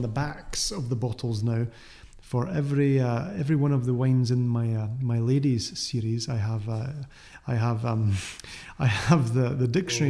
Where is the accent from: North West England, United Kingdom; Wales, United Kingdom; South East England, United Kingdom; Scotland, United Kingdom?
Scotland, United Kingdom; moved away as an adult; also born or lived in France; now in California, United States; I'm Scottish.